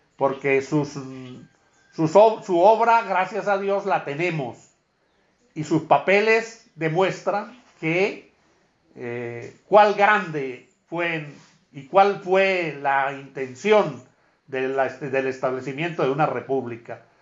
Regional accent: Venezuela

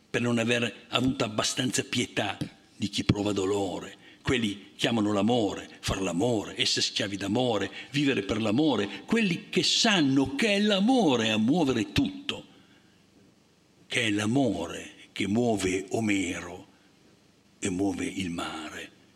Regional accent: Liguria, Italy; io come Ligure

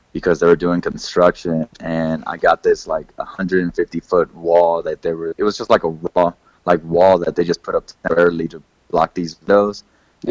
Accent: Kansas City, United States; moved away; I'm originally from Kansas City, um, so growing up there

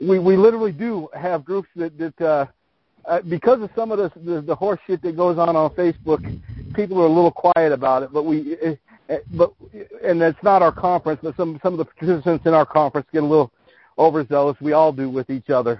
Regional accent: the Western United States, United States; I grew up in the West, and I live in the in the Western United States right now.

